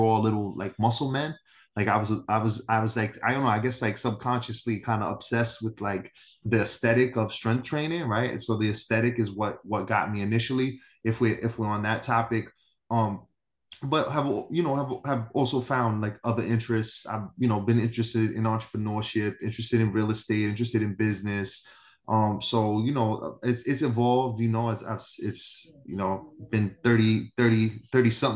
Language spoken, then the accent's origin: English; New York City, New York, United States; also born or lived in East Harlem / Upper West Side / Bronx; born and raised in New York City, grew up in Manhattan most of my life, live in the Bronx currently